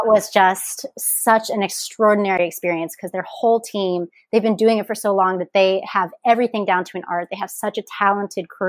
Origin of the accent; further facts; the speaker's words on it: Indianapolis, Indiana, United States; moved away as an adult; also born or lived in Bloomington, Indiana / Los Angeles, California; now in Oahu, United States; So I am from Indianapolis, Indiana. That is where I grew up